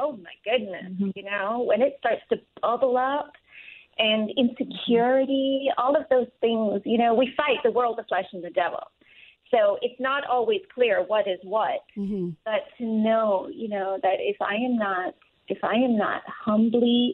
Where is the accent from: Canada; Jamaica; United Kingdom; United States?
Jamaica; moved away; when I was growing up in Jamaica